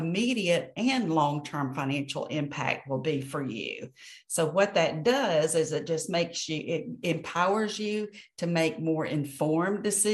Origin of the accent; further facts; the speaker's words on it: Atlanta, Georgia, United States; now in Birmingham, Alabama, United States; I grew up in Atlanta